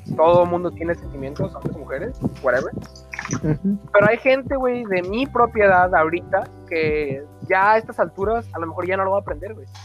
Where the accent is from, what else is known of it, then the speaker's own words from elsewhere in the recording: Mexico; como mexicanos